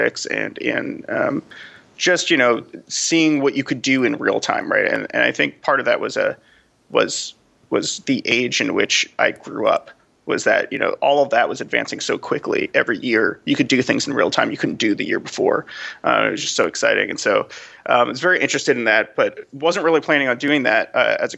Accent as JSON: {"language": "English", "region": "New York", "country": "United States", "also_born_or_lived": "Los Angeles", "moved": "as an adult", "said": "I was from New York originally."}